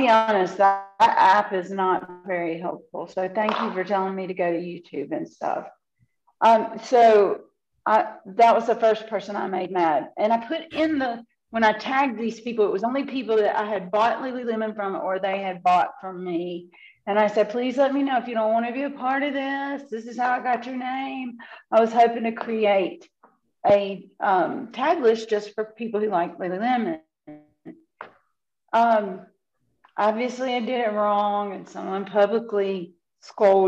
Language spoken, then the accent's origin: English; the American South, United States; I am a Southerner living in the Bible Belt